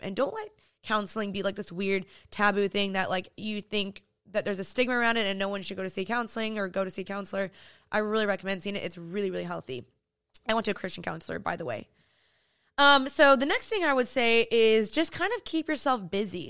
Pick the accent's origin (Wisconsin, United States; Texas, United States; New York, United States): Texas, United States; Dallas; moved away as an adult; now in Los Angeles, United States; I'm originally from Dallas, Texas, but I moved to L A two years ago